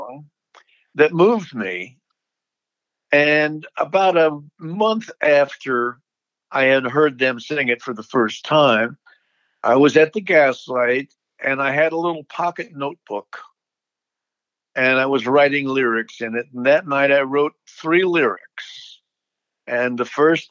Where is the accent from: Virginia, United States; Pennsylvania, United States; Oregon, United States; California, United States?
Virginia, United States; Alexandria; my hometown of Alexandria, Virginia